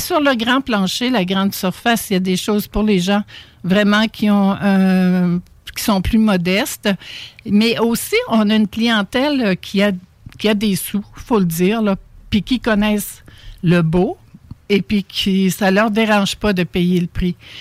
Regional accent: Charlevoix, Quebec, Canada; moved away; je viens de Charlevoix

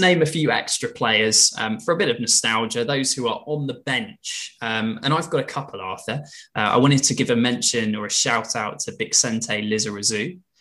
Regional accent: England, United Kingdom; as English football fans

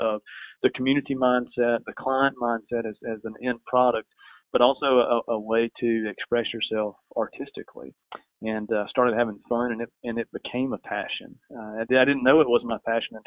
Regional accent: West Pelzer, South Carolina, United States; I grew up just outside of West Pelzer, a municipality of 880 people

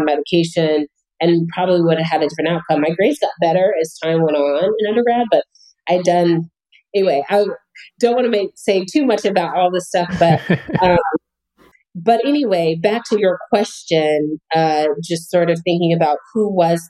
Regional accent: Albuquerque, New Mexico, United States; moved away as an adult; also born or lived in Chicago, Illinois; I grew up in Albuquerque, New Mexico

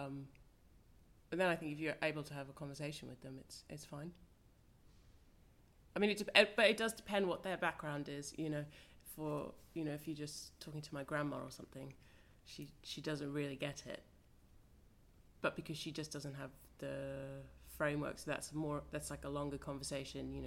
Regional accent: Australia; moved away; I'm Australian, so I studied in Australia

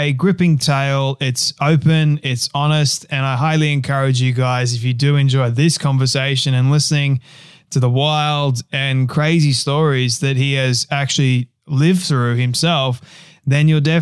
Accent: Australia; my home country of Australia

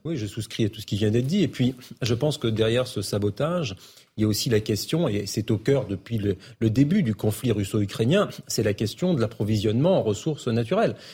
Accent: Bordeaux, Nouvelle-Aquitaine, France; je connais bien Bordeaux. Moi, quand j'ai grandi à Bordeaux

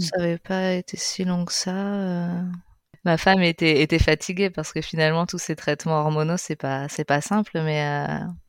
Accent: France; moved away as an adult; also born or lived in Spain

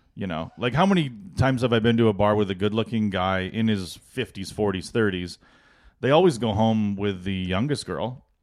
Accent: Edmonton, Alberta, Canada; I'm from Edmonton

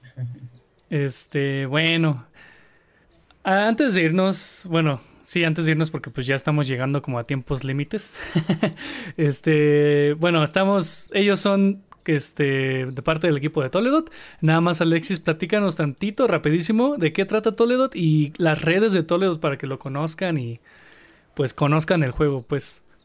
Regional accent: Mexico; somos los mexicanos

